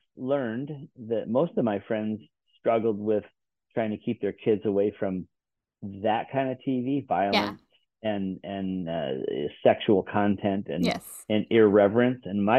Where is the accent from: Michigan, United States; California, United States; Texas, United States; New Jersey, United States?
Michigan, United States; Muskegon; Well, I'm from Muskegon, Michigan, but my ancestors are mostly from Germany and Austria.